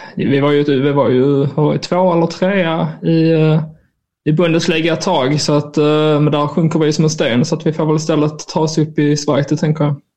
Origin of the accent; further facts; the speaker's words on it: Skåne, Sweden; jag är ju skåning